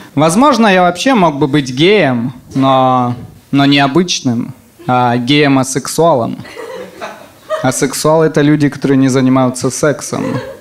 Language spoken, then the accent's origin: Russian; Semikarakorsk, Rostov Oblast, Russia; Я из Семикаракорска, это маленький город. И, и когда я был маленьким, рядом с нашим домом жили цыгане